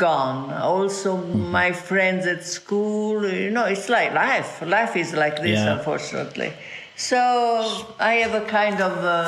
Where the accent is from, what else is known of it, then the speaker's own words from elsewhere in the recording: Pozzuoli, Campania, Italy; English is a second language; moved away; also born or lived in Naples; I am from Naples, and it's a wonderful city, full of colors, full of music, full of songs. I was born near Naples when the war was on